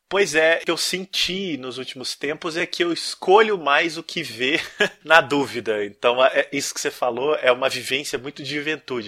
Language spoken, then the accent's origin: Portuguese; interior of Minas Gerais, Brazil; eu sou de uma cidade do interior de Minas